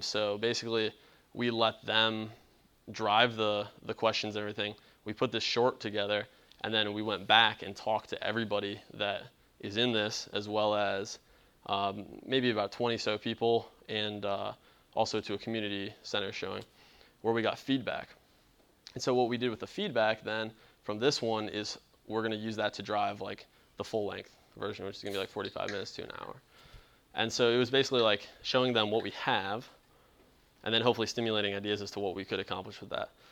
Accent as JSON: {"language": "English", "town": "Cleveland", "region": "Ohio", "country": "United States", "moved": "yes", "lives_now": "Charleston, United States", "said": "I'm not from the South, I'm originally from Cleveland"}